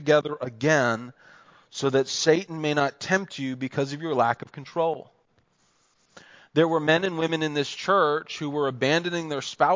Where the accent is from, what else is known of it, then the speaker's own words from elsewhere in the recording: United States; also born or lived in Pennsylvania; I grew up in New Jersey and Pennsylvania